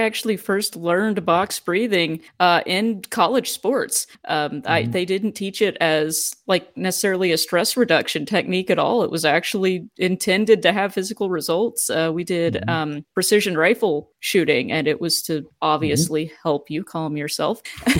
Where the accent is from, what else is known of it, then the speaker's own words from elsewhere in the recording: Texas, United States; I'm from Texas.